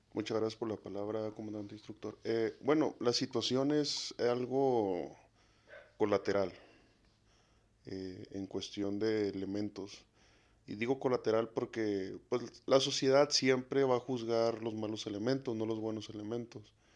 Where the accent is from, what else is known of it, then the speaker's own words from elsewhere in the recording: Mexico; no soy un mexicano modelo